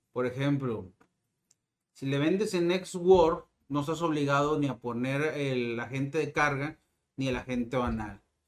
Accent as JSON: {"language": "Spanish", "country": "Mexico", "said": "como mexicano"}